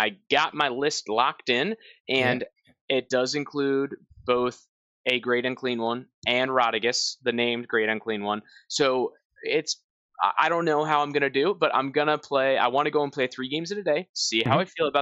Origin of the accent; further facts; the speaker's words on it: New England, United States; moved away; I am from New England. I grew up in a beach town up there